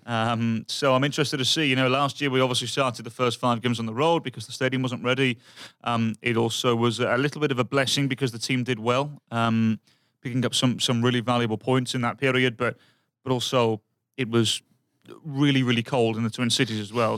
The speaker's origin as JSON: {"language": "English", "region": "England", "country": "United Kingdom", "moved": "yes", "said": "I'm from England and I'm used to crap weather"}